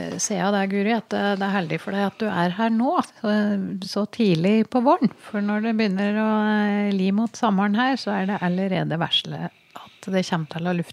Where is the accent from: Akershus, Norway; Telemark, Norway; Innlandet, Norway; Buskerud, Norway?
Innlandet, Norway; Jeg kjente i hvert fall veldig på det da, at jeg er fra Toten, altså.